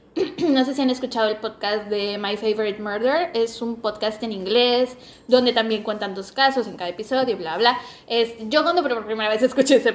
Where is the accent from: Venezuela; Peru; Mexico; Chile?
Mexico; Veracruz; Somos de Veracruz, por cierto.